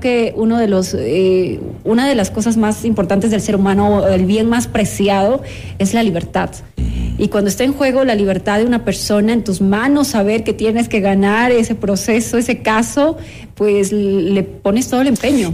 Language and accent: Spanish; Santo Domingo, Santo Domingo de los Tsáchilas, Ecuador; Yo soy de Santo Domingo de los Áchilas